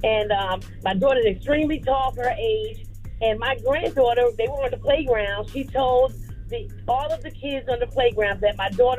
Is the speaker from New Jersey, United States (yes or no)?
yes; Newark, New Jersey, United States; I'm originally from Newark, New Jersey.